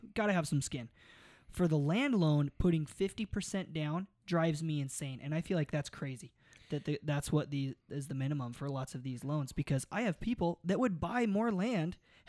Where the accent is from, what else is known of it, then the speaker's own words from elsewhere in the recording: Mesa, Arizona, United States; That's how I grew up there in Mesa.